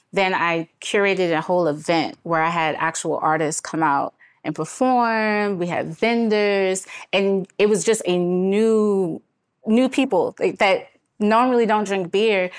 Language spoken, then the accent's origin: English; Washington, District of Columbia, United States; born and raised in Washington, D C